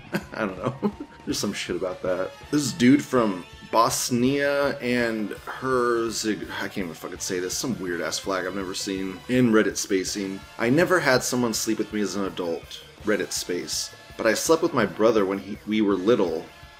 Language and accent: English; United States; I'm American.